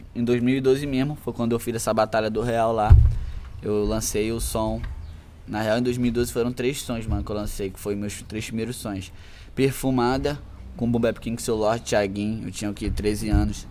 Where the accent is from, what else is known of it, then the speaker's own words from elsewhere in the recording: Macaé, Rio de Janeiro, Brazil; Sou daqui de Macaé, nascido e criado